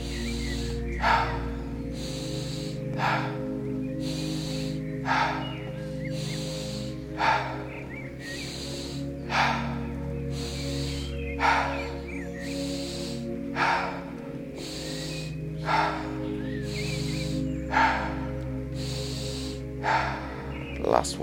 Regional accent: England, United Kingdom; As an English guy

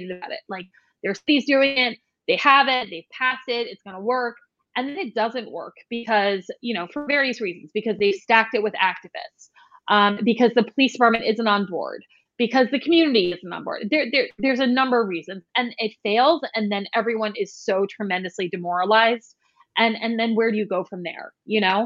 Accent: New York City, New York, United States; now in Saratoga Springs, United States; I grew up in New York City

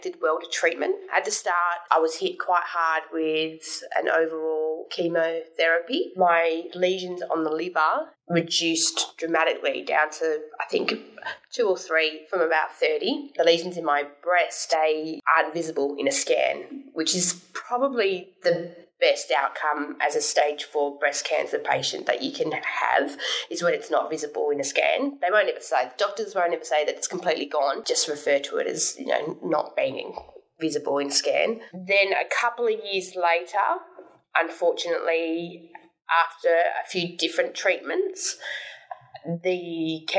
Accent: Perth, Western Australia, Australia; moved away as an adult; now in Sydney, Australia; I was born in Perth in Western Australia. Been living in Sydney for the past 9 years

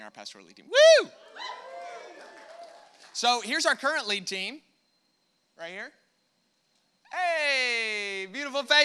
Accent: United States; accent: American; my American accent

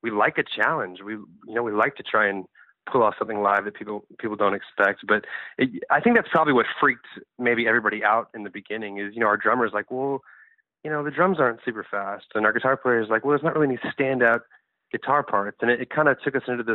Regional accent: New Orleans, Louisiana, United States; accent: Texas; moved away; also born or lived in Texas; I'm from New Orleans, but I've probably been here too long

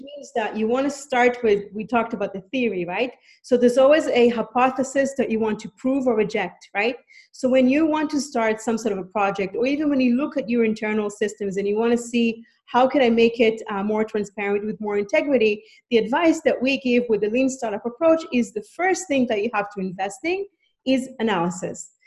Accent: Israel; moved away as an adult; now in Canada; I'm from Canada. I mean, I'm originally from Israel, but I've been a Canadian since birth, and I've been living in Canada for the past 11 years

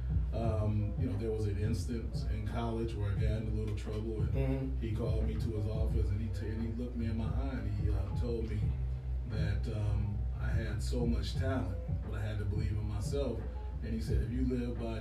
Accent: Detroit, Michigan, United States; also born or lived in El Paso, Texas; now in Atlanta, United States; Detroit's a different place than it was back when I grew up

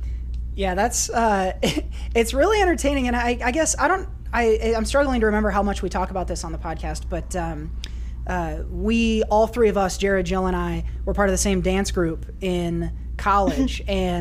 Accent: Iowa, United States; now in Oregon, United States; listeners of the show for a while now know that I am a transplant from Iowa out to Oregon.

